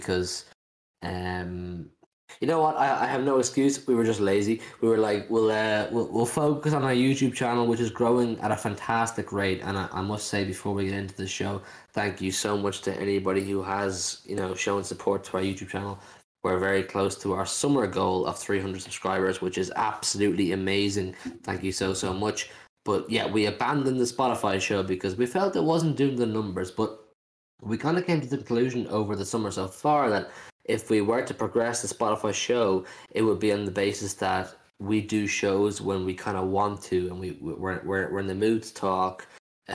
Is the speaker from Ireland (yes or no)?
yes; Ireland; As an Irish man